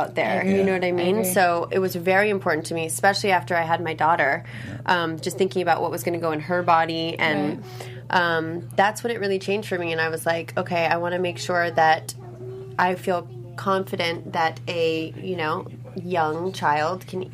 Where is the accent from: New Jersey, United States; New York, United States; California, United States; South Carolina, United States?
California, United States; Los Angeles; growing up in Los Angeles, it's a very health conscious place